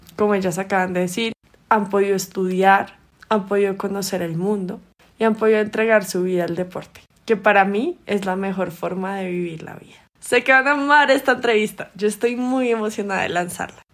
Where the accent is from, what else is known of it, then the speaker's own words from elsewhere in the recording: Bogotá, Colombia; moved away as an adult; also born or lived in Hartford, Connecticut, United States; Tengo 31 años y soy de Bogotá